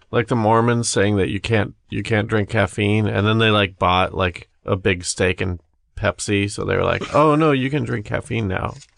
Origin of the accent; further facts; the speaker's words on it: Midwest, United States; we grew up in the Midwest